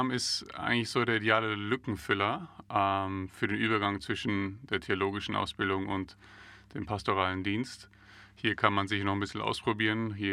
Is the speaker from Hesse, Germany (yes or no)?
no; Dachau, Bavaria, Germany; born there; Ich nicht. Ähm, ich bin in Dachau geboren, also nicht weit weg von hier